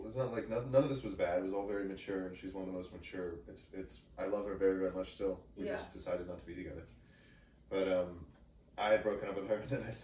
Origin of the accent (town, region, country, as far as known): McLean, Virginia, United States; born or raised there; also born or lived in Syracuse, New York